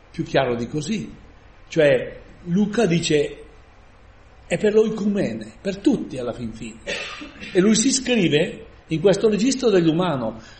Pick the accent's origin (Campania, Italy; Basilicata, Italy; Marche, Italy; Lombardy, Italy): Lombardy, Italy; Palazzago; now in Mapello, Italy; io vengo, non sono di Mapello, ma vengo da Palazzano e sono venuto 57 anni fa.